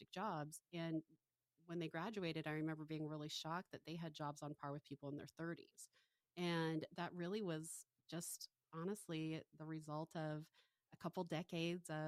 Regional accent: Valdez, Alaska, United States; I grew up in Valdez, Alaska.

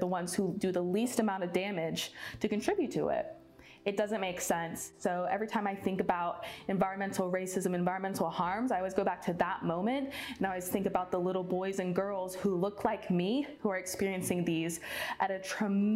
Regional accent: Georgia, United States; also born or lived in North Carolina; now in New York, United States; I'm originally from Georgia, but now I work and live in New York State. Growing up down south

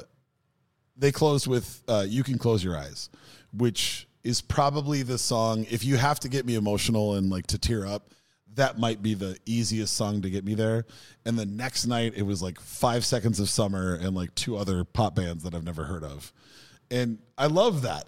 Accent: Minnesota, United States; as a Minnesotan

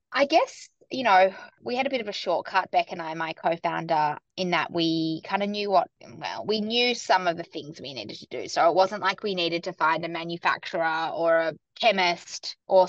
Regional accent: Sydney, New South Wales, Australia; moved away as an adult; also born or lived in New York; now in Melbourne, Australia; I grew up in Sydney and then I moved to New York in my kind of early to mid-20s and worked there for a couple of years

